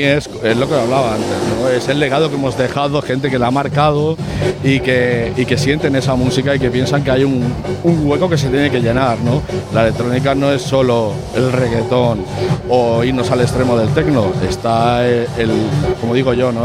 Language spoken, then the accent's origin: Spanish; Sabadell, Catalonia, Spain; soy de Sabadell de toda la vida